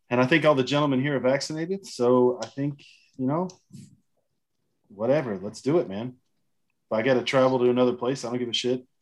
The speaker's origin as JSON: {"language": "English", "country": "United States", "moved": "yes", "lives_now": "Germany", "said": "I'm an American in Germany"}